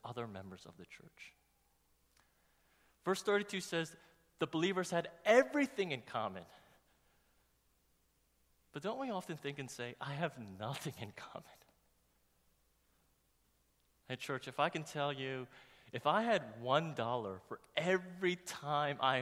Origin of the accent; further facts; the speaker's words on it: New York, United States; growing up in New York